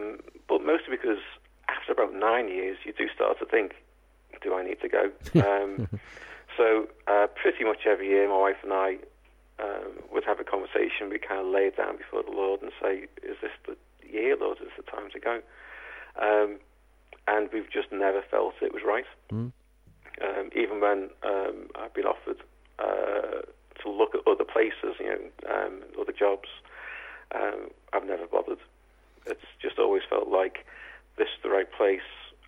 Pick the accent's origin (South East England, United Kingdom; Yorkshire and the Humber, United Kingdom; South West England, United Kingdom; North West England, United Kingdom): North West England, United Kingdom; Liverpool; accent: Scouse; I was born a mile away, yeah, in a place called Norris Green. I'm a Scouser, ministering to Scousers.